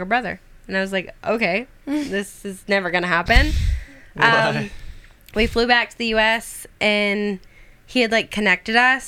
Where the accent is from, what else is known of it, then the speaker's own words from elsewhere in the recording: Des Moines, Iowa, United States; moved away; also born or lived in Los Angeles; I'm from Des Moines, Iowa.